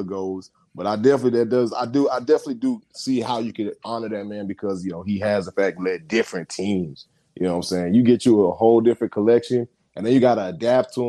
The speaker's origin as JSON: {"language": "English", "town": "Houston", "region": "Texas", "country": "United States", "said": "I'm from Houston"}